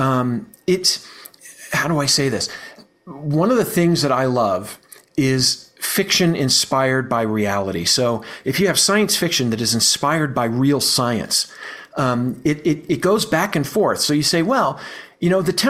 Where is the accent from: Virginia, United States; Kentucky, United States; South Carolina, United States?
Virginia, United States; now in Colorado, United States; I grew up in Virginia, you know, it doesn't get that much cooler at night, but I live in Colorado now